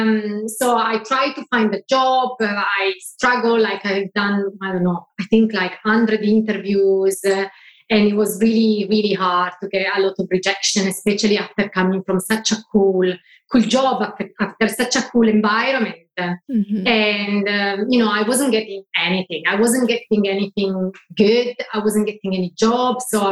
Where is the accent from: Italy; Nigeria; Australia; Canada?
Italy; English is a second language; moved away as an adult; now in London, United Kingdom; I come back to my home country